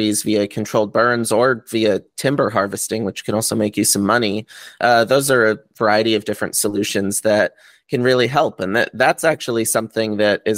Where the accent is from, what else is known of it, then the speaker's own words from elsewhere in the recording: Connecticut, United States; moved away as an adult; now in California, United States; I grew up in Connecticut